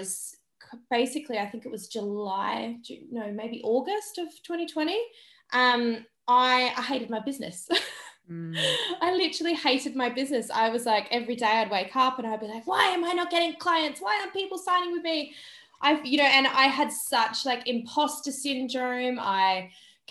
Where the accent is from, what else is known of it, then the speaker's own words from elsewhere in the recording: Australia; moved away; my hometown in Australia